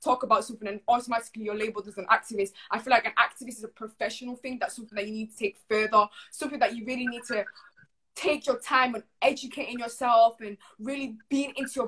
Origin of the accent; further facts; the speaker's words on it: Manchester, North West England, United Kingdom; I'm still growing up in Manchester